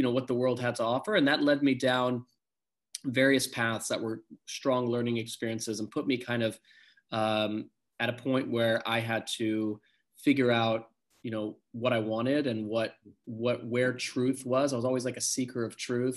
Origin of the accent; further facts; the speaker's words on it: San Diego, California, United States; also born or lived in South Africa; I was born in South Africa and grew up in San Diego, California